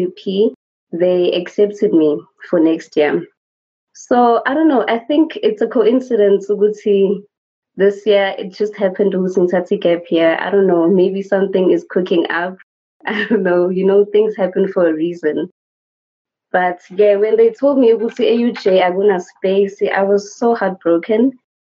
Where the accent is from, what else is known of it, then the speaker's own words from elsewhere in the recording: Soweto, Gauteng, South Africa; I'm from Soweto and I'm 20 years of age